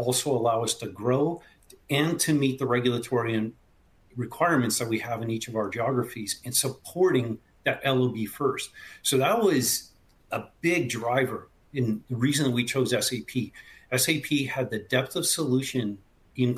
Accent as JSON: {"language": "English", "country": "Canada", "moved": "yes", "said": "I'm originally from Canada. The accent might give it away occasionally."}